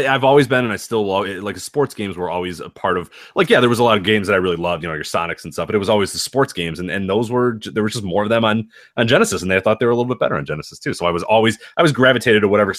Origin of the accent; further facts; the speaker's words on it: Chicago, Illinois, United States; I grew up in Chicago.